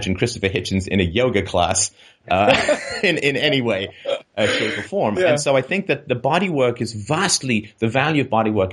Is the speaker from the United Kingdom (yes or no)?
yes; England, United Kingdom; I grew up in England and was in Protestant church